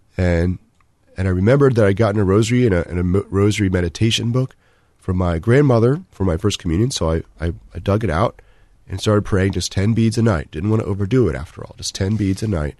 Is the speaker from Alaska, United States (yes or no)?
no; Maryland, United States; also born or lived in Northern Virginia; now in Columbus, United States; I was born in Northern Virginia, um, grew up mostly in Maryland, so the Washington, D C area